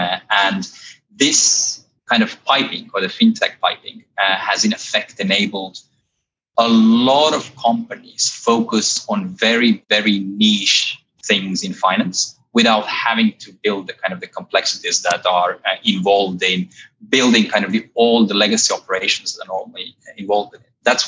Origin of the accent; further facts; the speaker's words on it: Estonia; now in London, United Kingdom; You probably can't tell from my accent, but I'm actually an Estonian. I've been living here in London for well over a decade now and enjoying it so far.